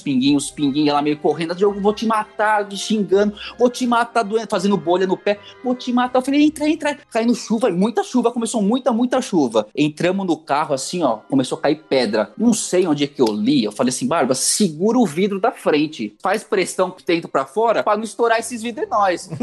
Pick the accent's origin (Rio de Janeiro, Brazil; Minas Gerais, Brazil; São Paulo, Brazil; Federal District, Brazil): São Paulo, Brazil; Eu saí de São Paulo, Zona Leste